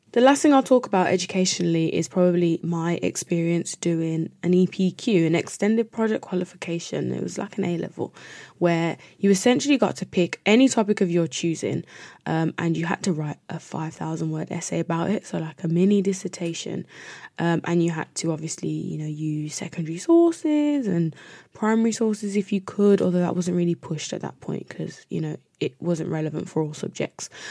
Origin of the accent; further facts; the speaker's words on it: United Kingdom; as Black British people